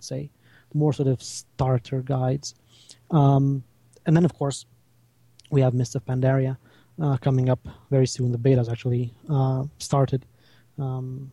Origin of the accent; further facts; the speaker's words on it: Romania; I am from Romania